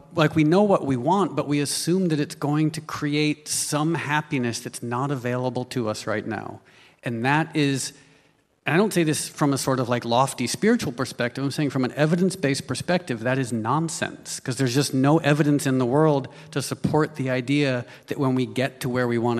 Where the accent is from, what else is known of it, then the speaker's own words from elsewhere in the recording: New York, United States; I was born in New York